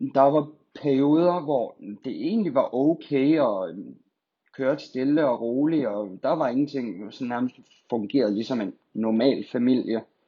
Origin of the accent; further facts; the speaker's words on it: Skive, Central Denmark Region, Denmark; also born or lived in Silkeborg / Funen; jeg er født og opvokset her i Skive